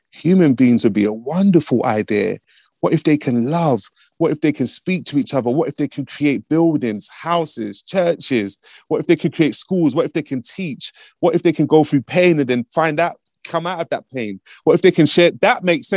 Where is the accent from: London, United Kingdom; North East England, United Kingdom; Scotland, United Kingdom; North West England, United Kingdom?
London, United Kingdom; I'm from Broadwater Farm, which is one of the most notorious neighborhoods in the whole of Britain.